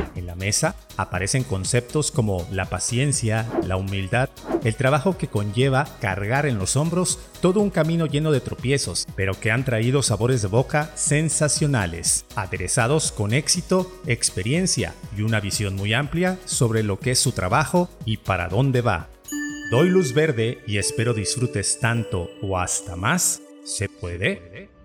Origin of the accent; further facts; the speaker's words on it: Jarocho, Veracruz, Mexico; somos jarochos y jarochos